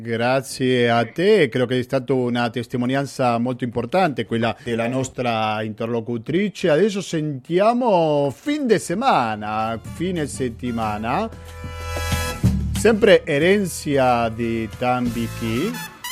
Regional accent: Argentina; accent: Argentine; moved away; Quando sentono la mia cadenza argentina

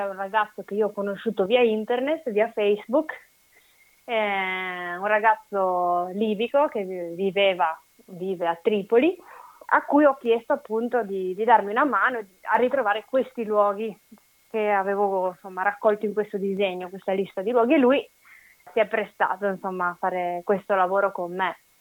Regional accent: Legnaro, Veneto, Italy; Legnaro, che è il mio paese d'origine

